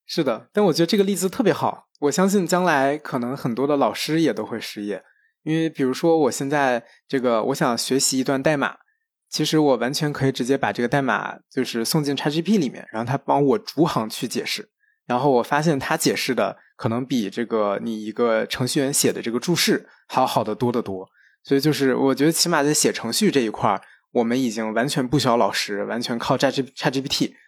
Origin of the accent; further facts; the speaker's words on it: China; 我们中国人